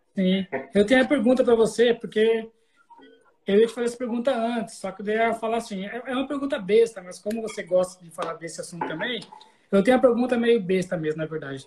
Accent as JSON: {"language": "Portuguese", "town": "Cuiabá", "region": "Mato Grosso", "country": "Brazil", "said": "eu sou, eu sou de Cuiabá, certo? Mato Grosso"}